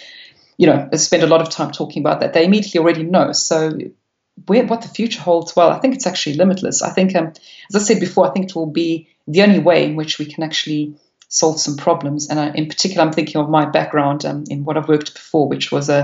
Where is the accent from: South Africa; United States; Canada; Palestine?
South Africa; moved away as an adult; now in United Kingdom; I've been in the UK now for 16 years, but yes, I still do. I do try and speak it with any South Africans